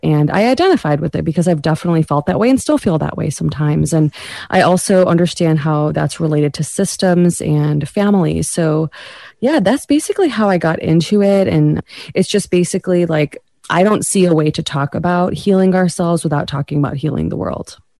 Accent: United States; South Asian American

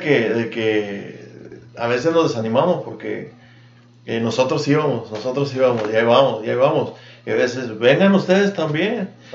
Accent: Agua Prieta, Sonora, Mexico; moved away as an adult; also born or lived in Douglas, Arizona / Yuma; now in Tucson, United States; yo me crié, fui a la escuela en Prieta, toda la primaria, la secundaria y la prepa.

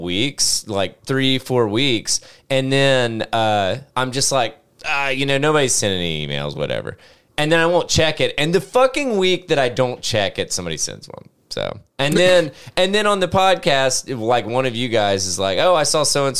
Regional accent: the South, United States; I was born in the South.

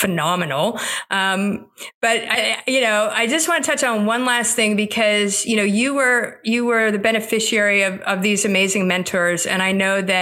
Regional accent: Florida, United States; moved away; also born or lived in North Carolina; I grew up in Florida

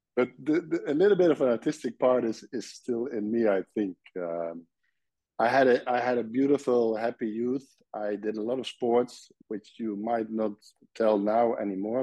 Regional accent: Nijmegen, Gelderland, Netherlands; English is a second language; moved away as an adult; now in Belgium; I was born in Nijmegen, and Nijmegen is a city at the eastern part of the Netherlands, close to the German border

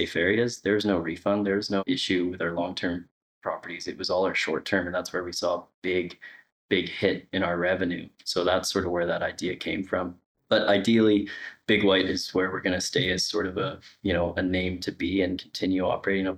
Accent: Kelowna, British Columbia, Canada; I was from Kelowna, Canada

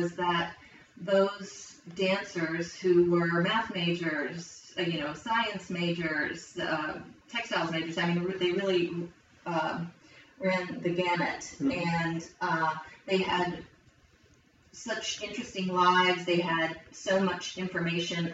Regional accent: Logan, West Virginia, United States; moved away as an adult; also born or lived in Ohio / North Carolina; I grew up in Logan, West Virginia

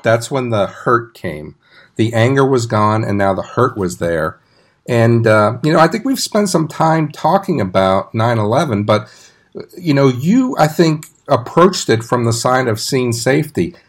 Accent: New York City, New York, United States; moved away as an adult; also born or lived in Arlington, Texas; I grew up in New York City

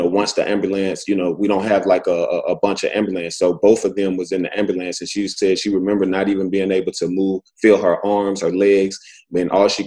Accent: Alexander City, Alabama, United States; I'm originally from Alabama. You know, I was raised by, you know, a single mother

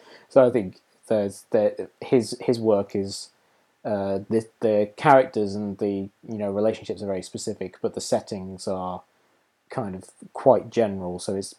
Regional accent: Market Bosworth, East Midlands, United Kingdom; moved away; I marched through my hometown of Market Bosworth and past two of the pubs that I lived in when I lived there.

